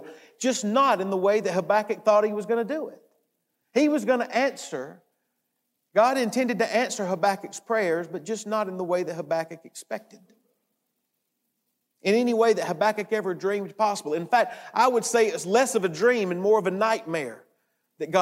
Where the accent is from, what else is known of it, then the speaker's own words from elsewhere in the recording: United States; We're from the United States and we sometimes say we're from America